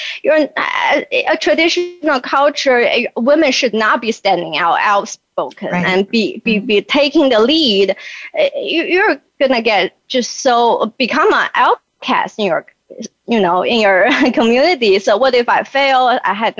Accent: China; moved away as an adult; also born or lived in Beijing; now in Northwest Arkansas, United States; I was born in China and raised in China

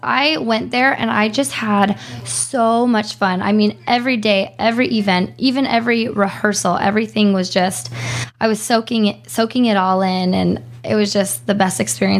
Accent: Arizona, United States; I grew up in Arizona. I'm an Arizona girl

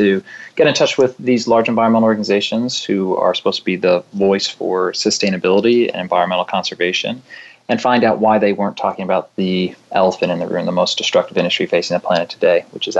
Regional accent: Virginia, United States; I grew up in Virginia, so I pronounce it Kuhn.

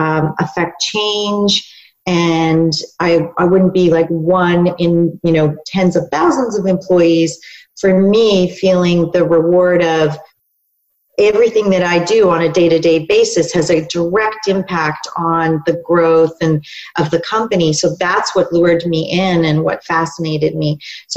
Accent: Canada; also born or lived in New York, United States; And when I moved back to Canada, I am Canadian.

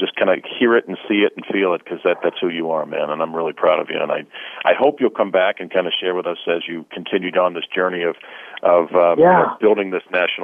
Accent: East Coast, United States; now in Cleveland, United States; I grew up on the East Coast

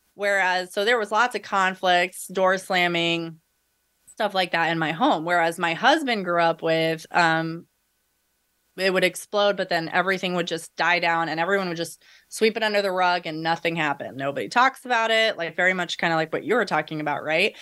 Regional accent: United States; We're a white middle class, you know, family growing up in America

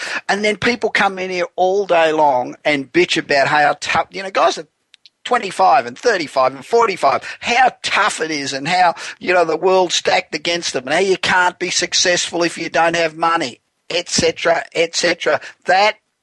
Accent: Los Angeles, California, United States; We're broadcasting this week again from my hometown of Los Angeles

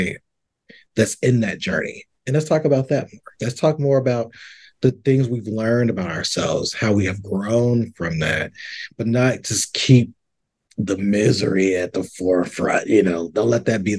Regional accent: the South, United States; I grew up in the South.

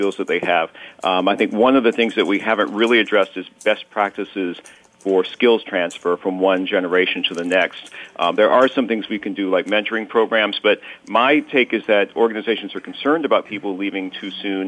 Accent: New Orleans, Louisiana, United States; now in Oregon coast, United States; I'm from New Orleans, so I'm drinking a coffee and chicory

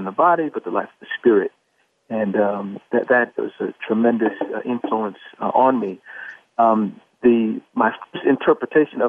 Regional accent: New York City, New York, United States; also born or lived in Queens, New York; I'm from Harlem, New York. My parents both were born there, 148th Street, between 7th and 8th. I grew up between there and Queens

